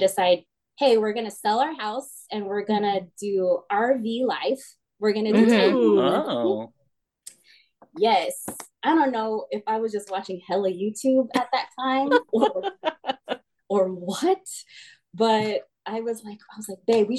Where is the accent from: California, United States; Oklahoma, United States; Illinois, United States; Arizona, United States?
California, United States; Hercules; moved away as an adult; also born or lived in Las Vegas, Nevada / Daly City, California; now in Antelope, United States; born and raised in the Bay, lived in Hercules.